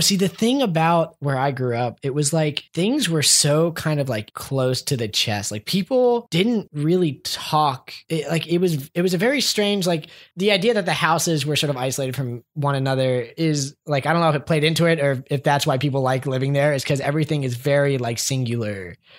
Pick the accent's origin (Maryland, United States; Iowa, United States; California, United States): Maryland, United States; Columbia; moved away; where I grew up was in Columbia